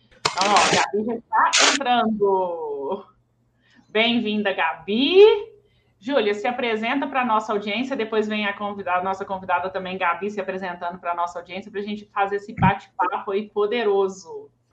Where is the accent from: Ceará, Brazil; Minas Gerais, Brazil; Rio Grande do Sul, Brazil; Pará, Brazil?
Minas Gerais, Brazil; Belo Horizonte; Eu sou de BH